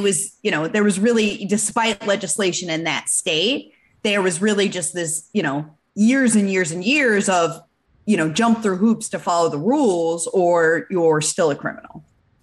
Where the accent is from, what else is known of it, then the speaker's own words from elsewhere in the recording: Michigan, United States; I'm from Michigan